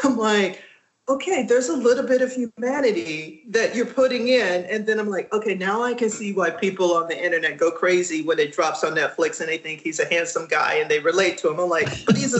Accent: Texas, United States; moved away; also born or lived in Louisiana; I grew up in Texas

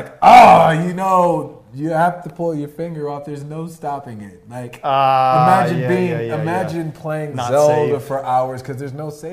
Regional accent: United States; I'm American

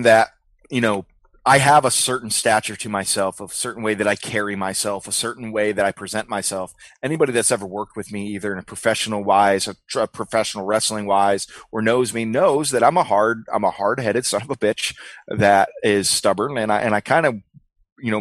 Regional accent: Memphis, Tennessee, United States; moved away; back in my hometown of Memphis

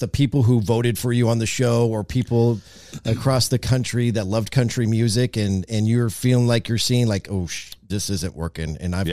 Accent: Marysville, United States; my hometown of Marysville

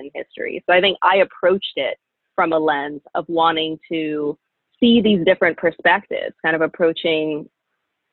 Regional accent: Florida, United States; moved away; also born or lived in Pennsylvania; growing up in Florida, child of Jamaican immigrants who grew up in a really strong, close-knit Jamaican community.

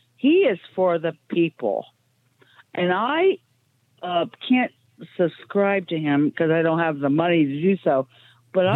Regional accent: Ohio, United States; I'm from Ohio.

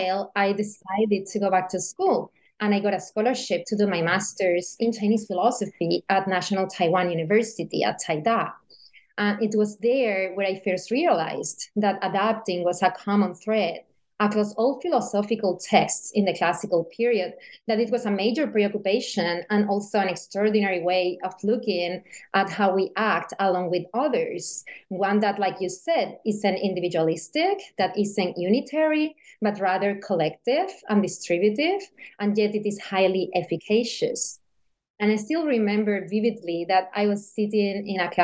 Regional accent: Seville, Andalusia, Spain; moved away as an adult; also born or lived in Beijing, China; I studied philosophy in college in Sevilla, which is my hometown in southern Spain.

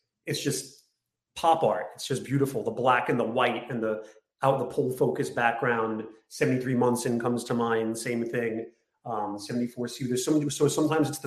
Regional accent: New York City, New York, United States; I grew up in Bay Ridge, Brooklyn.

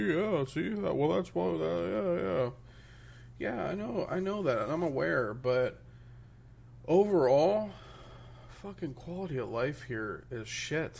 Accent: Midwest, United States; moved away as an adult; now in Florida, United States; I'm originally from the Midwest, right? So there's not really a lot of diversity like there is here in Florida. So, like, growing up in the Midwest

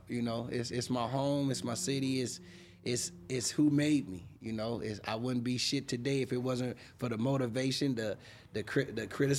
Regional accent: Altadena, California, United States; also born or lived in Pasadena, California; I grew up in Altadena.

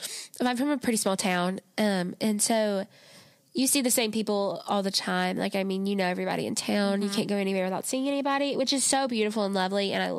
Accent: Rome, United States; I'm from Rome

